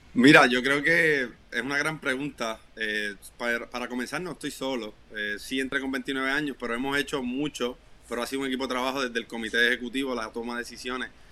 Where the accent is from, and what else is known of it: Puerto Rico